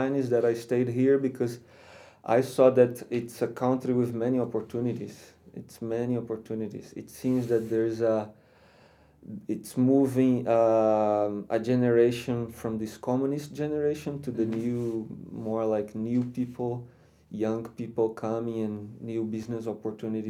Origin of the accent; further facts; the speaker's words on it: Rio de Janeiro, Brazil; moved away as an adult; also born or lived in Spain / Slovakia; now in Czech Republic; I am from Rio. From Rio de Janeiro